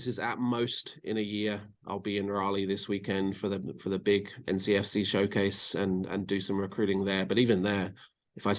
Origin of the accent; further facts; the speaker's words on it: England, United Kingdom; now in North Carolina, United States; with my accent and being in England, I'm pretty well connected